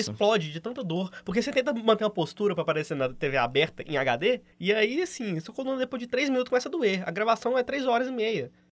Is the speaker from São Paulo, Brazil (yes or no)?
no; Belo Horizonte, Minas Gerais, Brazil; A gente é de BH